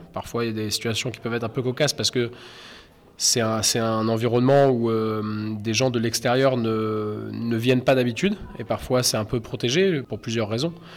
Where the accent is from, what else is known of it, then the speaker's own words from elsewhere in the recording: Caen, Normandy, France; je suis un artiste peintre euh, britannique et normand, euh, et je viens de Caen